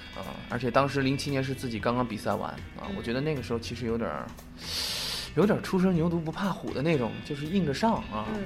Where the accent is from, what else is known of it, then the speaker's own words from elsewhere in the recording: Chengdu, Sichuan, China; now in Beijing, China; 首先我是成都老青年啊， 土生土长的成都人， 然后，呃，其实成都对于我来说，就是我的家乡首先是毋庸置疑的， 而且，呃，其实我工作重点在北京，但是每次回到成都